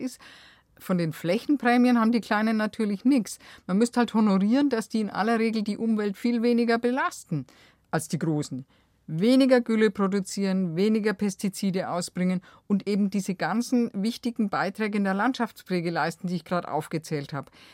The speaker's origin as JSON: {"language": "German", "region": "Bavaria", "country": "Germany", "said": "bei uns in Bayern"}